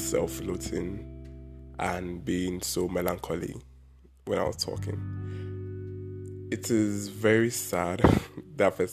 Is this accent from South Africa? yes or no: no; Anambra, Nigeria; I am a Nigerian and I am from Anambra State.